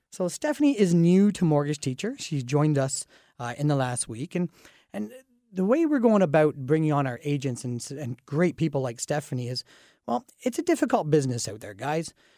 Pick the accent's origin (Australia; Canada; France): Canada; Dorchester, Ontario; I grew up in Dorchester, which is a very small town atmosphere